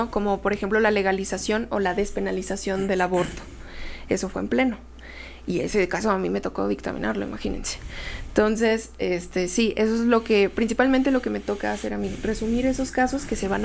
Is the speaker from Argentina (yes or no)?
no; State of Mexico, Mexico; al mismo tiempo que soy mexicano universal Estado de México.